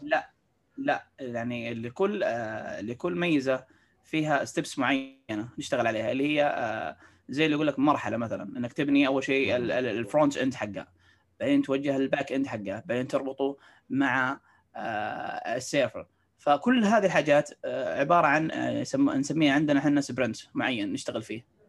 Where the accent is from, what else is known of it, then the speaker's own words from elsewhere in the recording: Saudi Arabia; عندنا في السعوديه